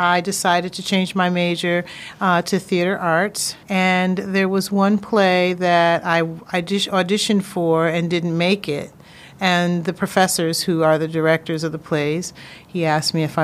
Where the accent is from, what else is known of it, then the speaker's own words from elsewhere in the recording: Springfield, Massachusetts, United States; moved away as an adult; also born or lived in Hampton, Virginia; I went back to my hometown, Springfield, Mass